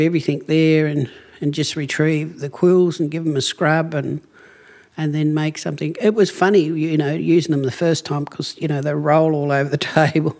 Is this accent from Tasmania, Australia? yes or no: yes; Cape Barren Island, Tasmania, Australia; I come from Cape Barren Island